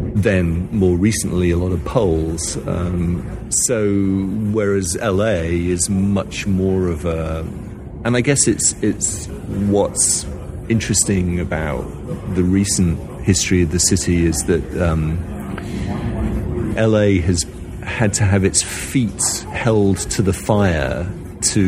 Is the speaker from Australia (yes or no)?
no; Bradford, Yorkshire and the Humber, United Kingdom; moved away as an adult; now in Los Angeles, United States; I grew up in Bradford in the north of England